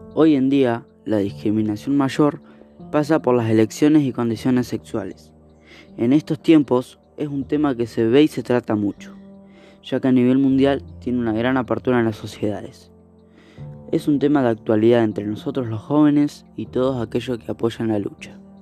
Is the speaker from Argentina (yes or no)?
yes; Argentina; la discriminación en mi país. En Argentina